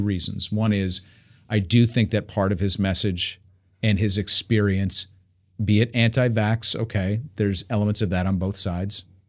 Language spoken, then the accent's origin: English; New York, United States; I'm growing up in New York